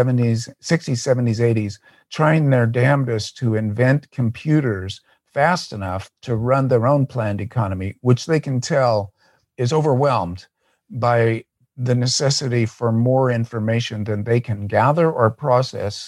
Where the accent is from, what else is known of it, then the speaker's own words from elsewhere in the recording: United States; As an American leftist